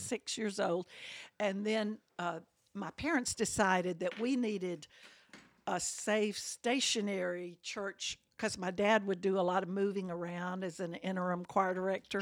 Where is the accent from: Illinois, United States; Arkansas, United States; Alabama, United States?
Alabama, United States; Birmingham; I grew up in that house